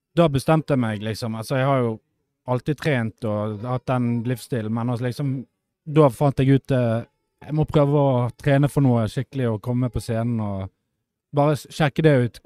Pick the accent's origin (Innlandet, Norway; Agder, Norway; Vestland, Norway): Vestland, Norway; Bergen; jeg er jo fra Bergen